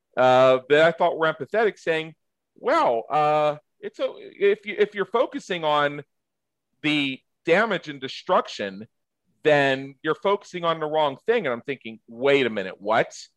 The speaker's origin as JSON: {"language": "English", "area": "just south of Pittsburgh", "region": "Pennsylvania", "country": "United States", "tie": "born or raised there", "moved": "yes", "said": "I grew up just south of Pittsburgh"}